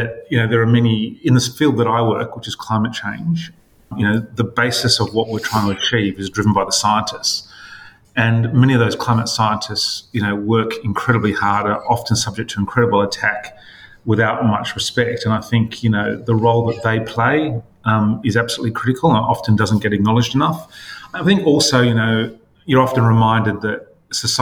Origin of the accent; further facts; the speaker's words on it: Sydney, New South Wales, Australia; I was born in Crown Street Women's Hospital, which is about as Sydney as you can get.